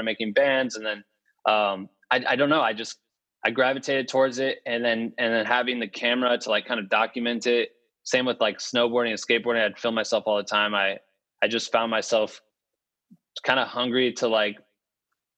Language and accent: English; Cedar Falls, Iowa, United States; moved away as an adult; also born or lived in Waterloo, Iowa; now in Los Angeles, United States; I'm from Cedar Falls, Iowa, originally, in Waterloo. And I went to Cedar Falls High School, University of Northern Iowa